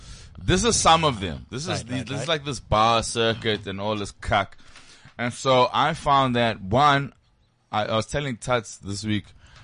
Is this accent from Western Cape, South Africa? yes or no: no; Johannesburg, Gauteng, South Africa; I'm from Joburg.